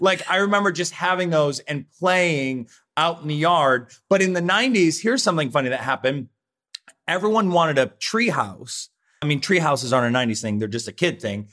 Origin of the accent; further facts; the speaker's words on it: Rossford, Ohio, United States; moved away; I grew up in Rossford, Ohio